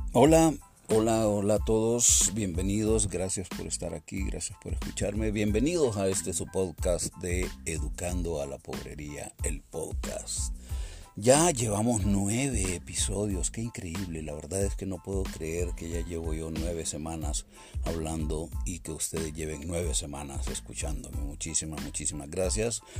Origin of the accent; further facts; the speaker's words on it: Puerto Cortés, Cortés, Honduras; moved away; Puerto Cortés, ¿no? Mi sitio donde yo nací y mi pueblo y mi rancho donde yo espero poder volver en algún momento.